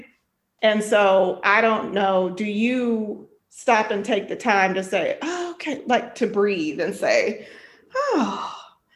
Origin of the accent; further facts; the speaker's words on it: El Paso, Texas, United States; I'm from Texas and I'm from El Paso